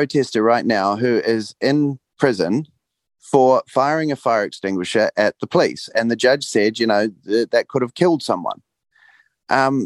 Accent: Rotorua, Bay of Plenty, New Zealand; My hometown

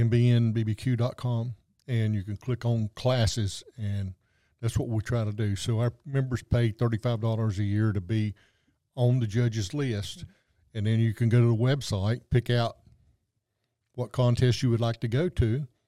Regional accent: Western North Carolina, United States; moved away; coming from the North Carolina mountains

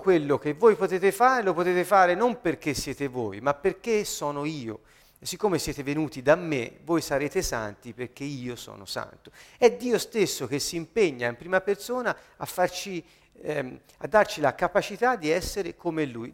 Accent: Italy; ho la cittadinanza italiana perché sono nato in Italia, sono italiano

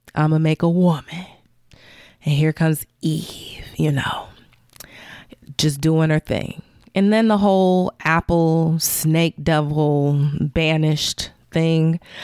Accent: Chicago, Illinois, United States; I'm from Chicago

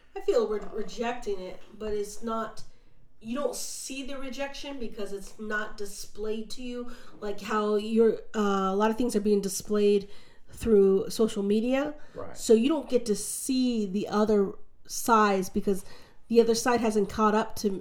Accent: United States; as an American

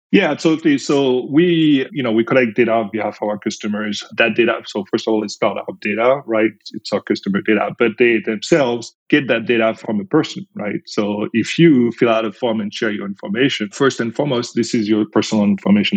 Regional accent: France; accent: French; English is a second language; moved away as an adult; now in United States; I'm originally from France, as you can probably tell with my accent

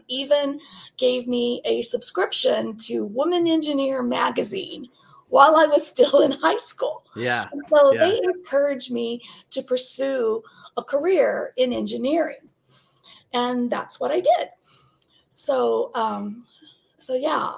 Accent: Northwest Arkansas, United States; I grew up in Northwest Arkansas, the extreme Northwest corner of Arkansas

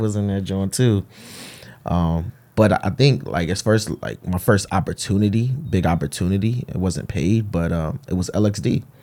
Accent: Hartford, Connecticut, United States; born and raised in Bowes Park, Hartford, Connecticut

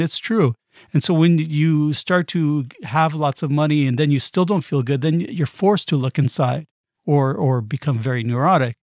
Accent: United States; I'm American

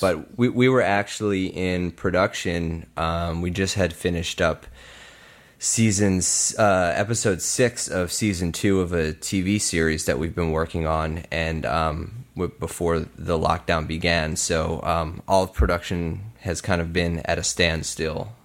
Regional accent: Bensalem, Pennsylvania, United States; I grew up in Bucks County in Ben Salem

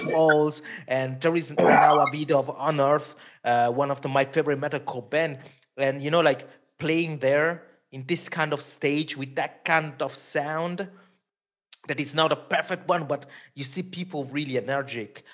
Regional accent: Switzerland; first language Italian; English is a second language; I'm from Switzerland, middle of Europe.

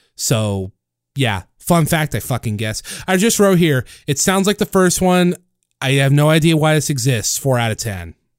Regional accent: Los Osos, California, United States; here in my hometown

